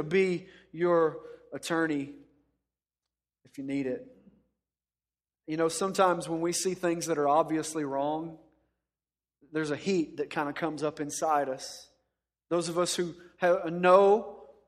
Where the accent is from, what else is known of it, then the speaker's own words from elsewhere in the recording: Dallas-Fort Worth area, Texas, United States; I grew up in the Dallas-Fort Worth area